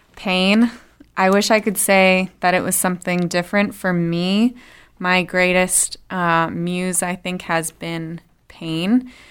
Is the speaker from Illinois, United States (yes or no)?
no; Worcester, Massachusetts, United States; We are from Worcester, actually. Little skip and a jump from here.